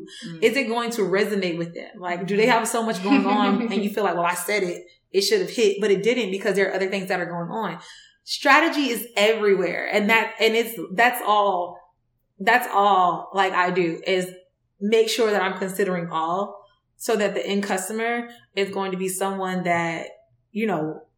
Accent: Decatur, Georgia, United States; I was born in Decatur, raised in Decatur in East Atlanta, like zone 6

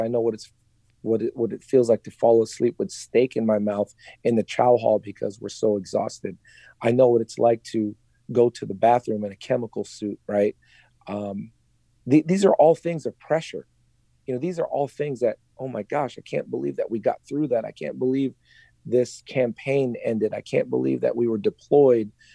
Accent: Philippines; I'm Filipino.

